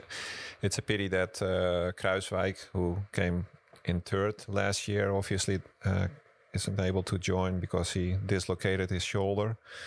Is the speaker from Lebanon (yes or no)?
no; Amsterdam, North Holland, Netherlands; So I grew up in Amsterdam, the capital of the Netherlands. So I'm really a city boy. And when I met my wife, I moved down south to Brabant